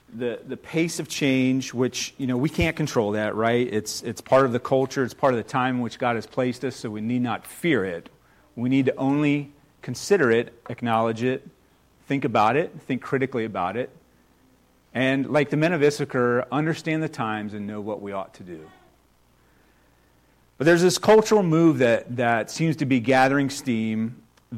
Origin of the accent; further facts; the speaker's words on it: United States; I've only been out of the country one time, so I've spent my entire life here in the U.S.